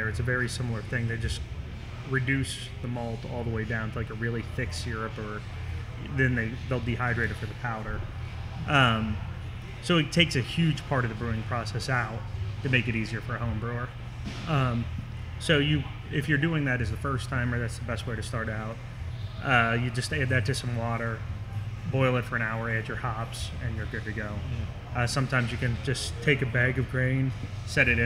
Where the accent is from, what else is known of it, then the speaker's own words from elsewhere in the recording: Milford, Ohio, United States; I'm from Milford